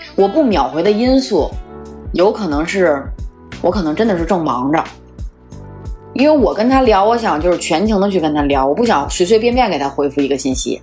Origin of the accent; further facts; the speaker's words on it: Beijing, China; accent: Beijing accent; 我们的北京话